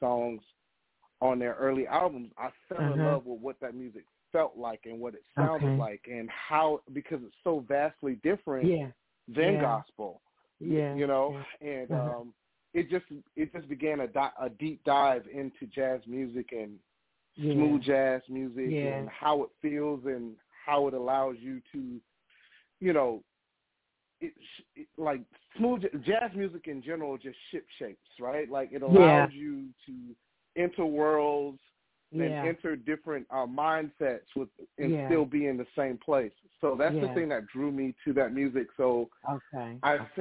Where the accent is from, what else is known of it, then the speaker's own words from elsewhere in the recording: Miami, Florida, United States; now in Atlanta, United States; born and raised in Miami, Florida